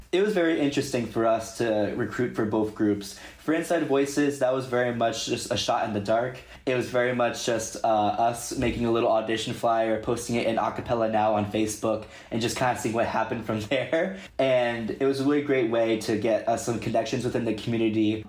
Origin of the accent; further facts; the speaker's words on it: Mid-Atlantic, United States; We're all people from the Mid Atlantic area